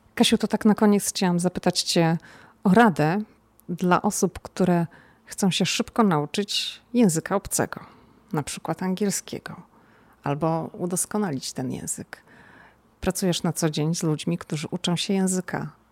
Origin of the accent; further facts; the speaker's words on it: Poland; now in United States; jestem z Polski